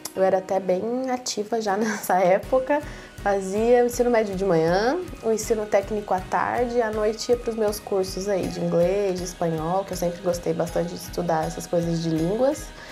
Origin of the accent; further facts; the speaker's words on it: Caçapava, São Paulo, Brazil; sou de Caçapava